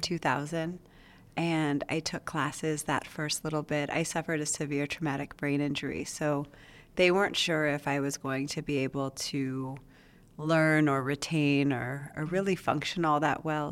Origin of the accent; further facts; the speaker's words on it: Las Vegas, Nevada, United States; also born or lived in Reno; I was born here in Las Vegas at Sunrise Hospital. So, um, I grew up over on the east side of Las Vegas.